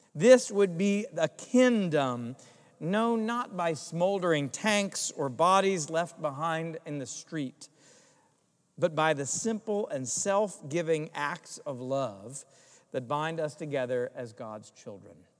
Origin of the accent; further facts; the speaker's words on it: Greensboro, North Carolina, United States; moved away; my hometown in Greensboro, North Carolina